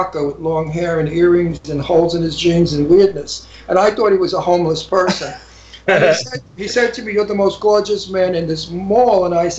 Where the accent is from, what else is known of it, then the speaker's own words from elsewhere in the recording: New York City, New York, United States; accent: Brooklyn; now in Los Angeles, United States; I'm from Brooklyn.